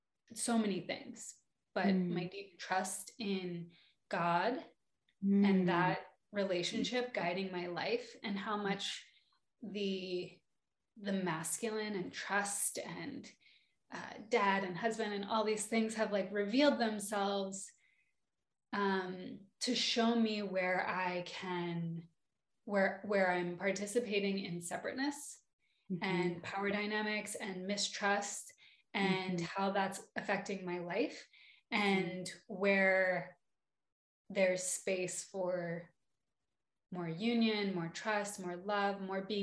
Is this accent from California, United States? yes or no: yes; Ojai, California, United States; I came from Ojai, California, which is a magical, magical valley.